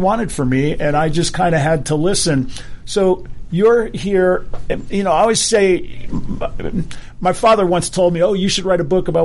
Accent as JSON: {"language": "English", "region": "Hawaii", "country": "United States", "tie": "born or raised there", "said": "I grew up in Hawaii"}